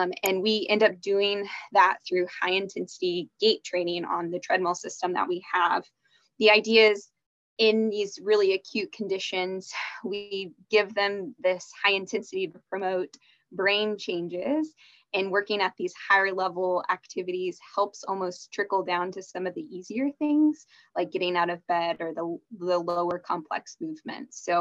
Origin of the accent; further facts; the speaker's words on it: Dallas, Texas, United States; also born or lived in Arkansas; I grew up in the Dallas area